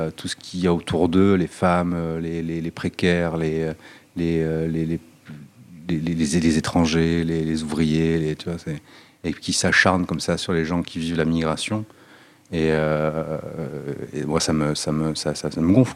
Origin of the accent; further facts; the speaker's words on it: Nice, Provence-Alpes-Côte d'Azur, France; Moi, je viens d'un quartier qui s'appelle l'Ariane. C'est un quartier dans l'est de Nice